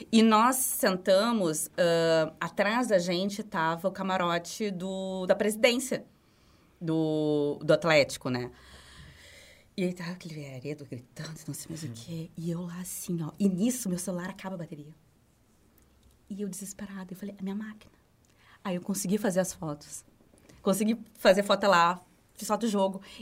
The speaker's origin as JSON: {"language": "Portuguese", "region": "Rio Grande do Sul", "country": "Brazil", "said": "nós somos gaúchos, nós somos gremistas."}